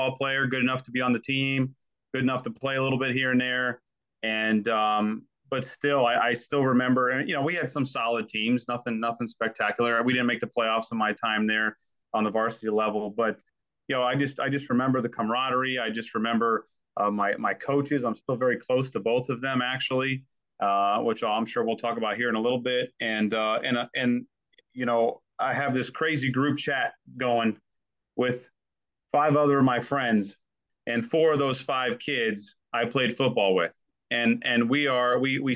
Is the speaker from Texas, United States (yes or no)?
no; Spring Hill, Florida, United States; also born or lived in Largo, Florida; I was born in Largo, stayed there for a short time, and then moved up to Spring Hill and went to all my schooling in Hernando County